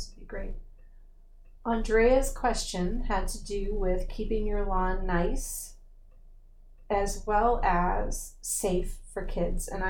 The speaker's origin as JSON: {"language": "English", "town": "San Antonio", "region": "Texas", "country": "United States", "also_born_or_lived": "Baton Rouge", "moved": "yes", "lives_now": "Maryland, United States", "said": "I'm from the San Antonio area"}